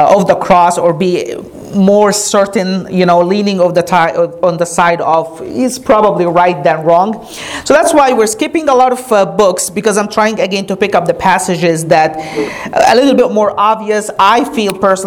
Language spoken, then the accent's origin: English; Egypt; now in United States; Growing up in Egypt